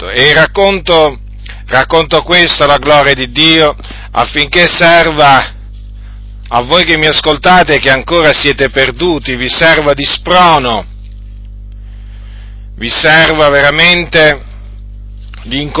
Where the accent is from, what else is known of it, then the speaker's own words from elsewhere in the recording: Noyon, Hauts-de-France, France; born there; Sono nato eh, in Francia nel 1964, eh, sono nato in una zona della Francia chiamata Piccardia, e in un paese, in un piccolo paese che si chiama Noyon.